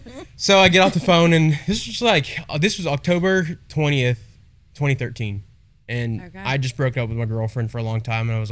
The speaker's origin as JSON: {"language": "English", "town": "Cocoa Beach", "region": "Florida", "country": "United States", "tie": "born or raised there", "moved": "yes", "lives_now": "Texas, United States", "said": "we're from Cocoa Beach, Florida."}